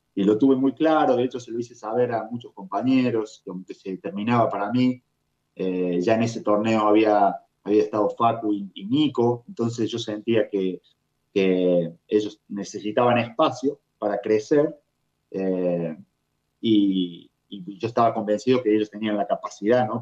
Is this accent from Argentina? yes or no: yes; Argentina; moved away as an adult; also born or lived in Europe; now in Minneapolis, United States; haber vivido en tantos lugares diferentes desde que salí de Argentina